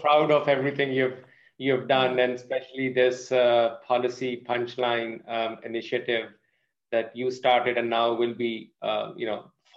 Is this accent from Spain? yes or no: no; Pakistan; moved away as an adult; now in United States; I'm from Pakistan. I grew up in Pakistan, did my schooling there